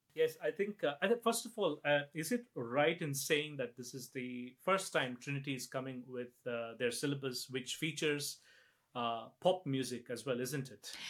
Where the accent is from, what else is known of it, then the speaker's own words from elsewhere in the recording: India; now in Scotland, United Kingdom; I'm from India